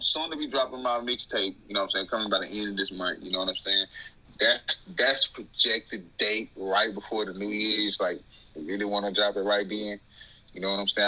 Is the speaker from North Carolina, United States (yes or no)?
no; Alexandria, Louisiana, United States; accent: southern; now in Pacific Northwest, United States; I'm from Alexandria, Louisiana. Like Rapides Parish, 318